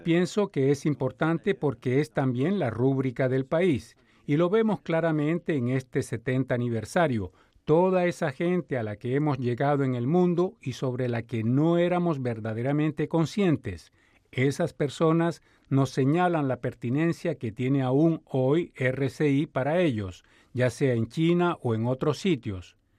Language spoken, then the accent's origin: Spanish; New Brunswick, Canada; cuando era joven, usted sabe que yo nací en Nuevo Brunswick, pasaba frecuentemente frente a las inmensas antenas de Radio Canadá en Sackville